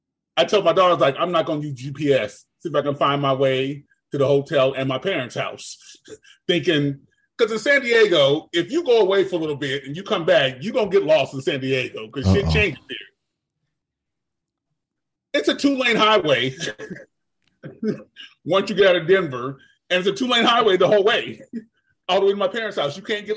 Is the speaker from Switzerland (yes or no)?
no; Germany; Sorry, I was raised in Germany. My whole high school.